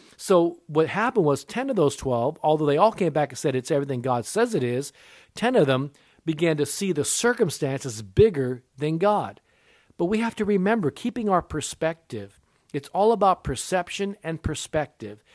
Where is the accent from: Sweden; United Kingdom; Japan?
Japan; I was born in Japan. My mother was Japanese